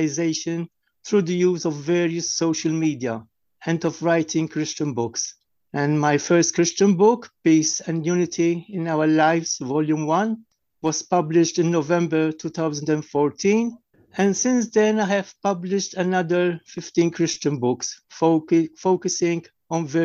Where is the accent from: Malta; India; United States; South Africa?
Malta; from Malta